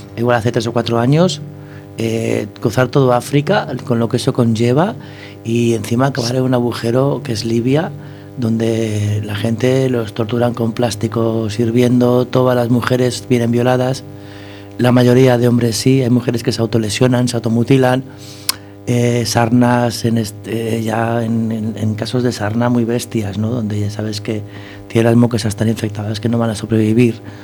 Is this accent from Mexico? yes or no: no; Catalonia, Spain; yo soy catalán